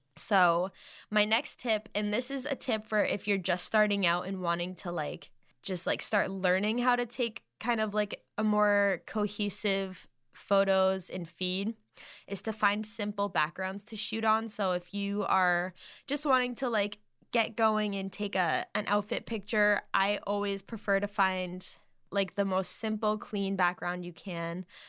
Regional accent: Massachusetts, United States; moved away; when I lived in Massachusetts in my hometown still

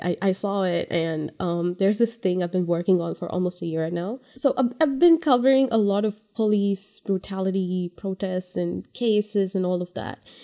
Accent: India; moved away as an adult; now in California, United States; I am from India. I moved here three years ago, three, three and a half years ago

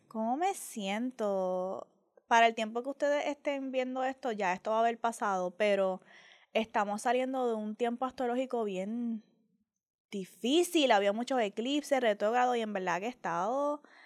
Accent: Puerto Rico; la gente Bori

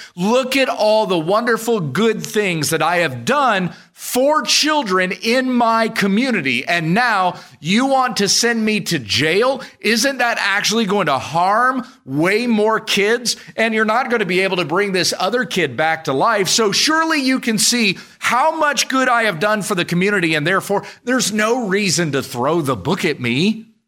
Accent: United States; as American citizens

